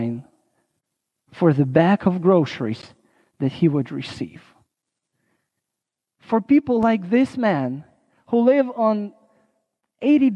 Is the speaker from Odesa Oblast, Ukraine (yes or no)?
yes; Odessa, Odesa Oblast, Ukraine; my home state of Odessa